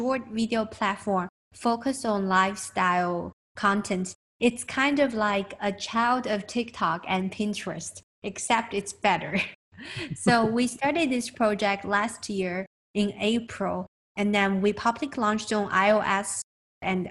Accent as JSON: {"language": "English", "country": "China", "moved": "yes", "lives_now": "United States", "said": "I'm from China."}